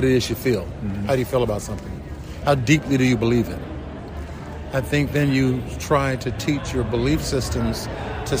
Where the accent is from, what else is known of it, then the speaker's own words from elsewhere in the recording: Chattanooga, Tennessee, United States; moved away as an adult; also born or lived in South Pittsburg, Tennessee; now in South Bend, United States; Chattanooga, Tennessee is where I grew up